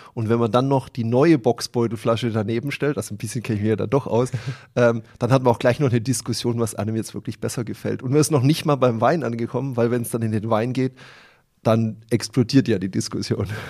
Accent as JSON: {"language": "German", "town": "Bad Mergentheim", "region": "Baden-Württemberg", "country": "Germany", "said": "wir haben auch noch ein eigenes Bier in unserer Stadt"}